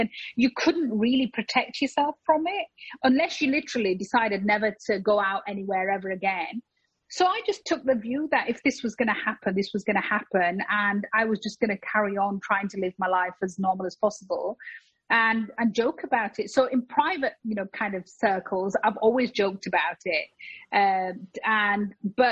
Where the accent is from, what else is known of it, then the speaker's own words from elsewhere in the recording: United Kingdom; I am proudly British